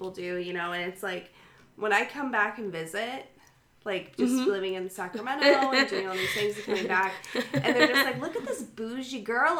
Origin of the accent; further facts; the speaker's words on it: Sonora, Mexico; I'm from Sonora.